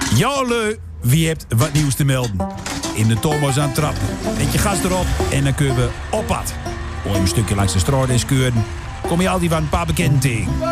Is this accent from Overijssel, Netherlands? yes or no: yes; Glanerbrug, Overijssel, Netherlands; ik kom uit Gladenbrug. Grensdorp met karakter.